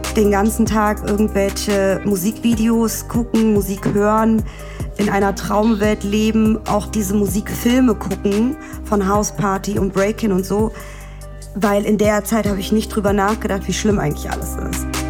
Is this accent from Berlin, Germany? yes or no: yes; Berlin, Germany; also born or lived in Vienna, Austria; gezeugt wurde ich in Israel, geboren in Wien, aufgewachsen in Berlin